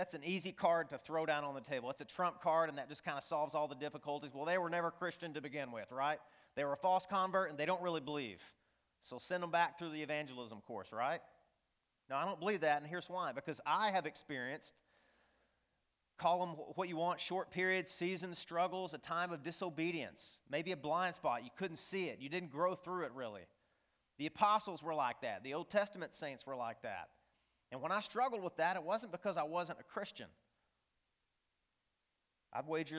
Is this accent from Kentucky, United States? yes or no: no; northeast Arkansas, United States; I grew up in the Bible Belt, really the buckle of the Bible Belt in northeast Arkansas